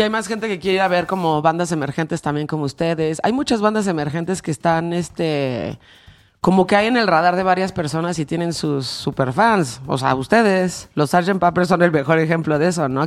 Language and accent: Spanish; Mexico; como nosotros como mexicanos